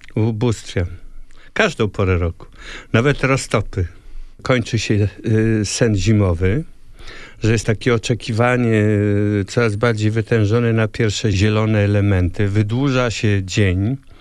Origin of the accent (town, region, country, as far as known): Poland